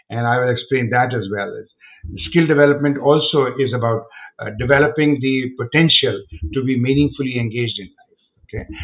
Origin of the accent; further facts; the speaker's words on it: India; now in United States; I'm from India